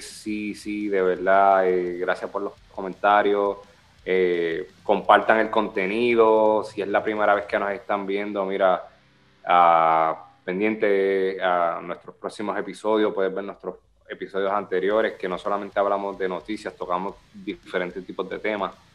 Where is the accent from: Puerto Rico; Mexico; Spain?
Puerto Rico; accent: Boricua; Nosotros tenemos un acento, el boricua, tenemos un acento